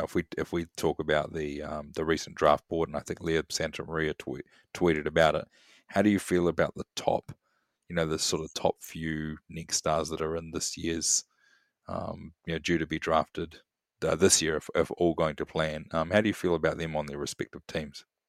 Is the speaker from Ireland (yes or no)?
no; Wellington, New Zealand; my hometown of Wellington